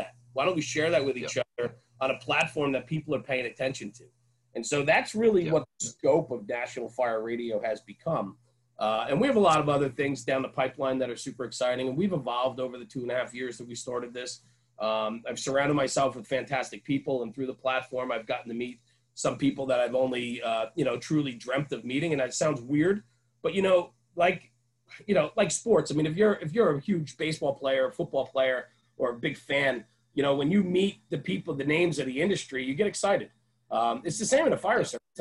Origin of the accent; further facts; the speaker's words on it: outside of New York City, United States; also born or lived in Poughkeepsie, New York; where I come from outside of New York City, where I am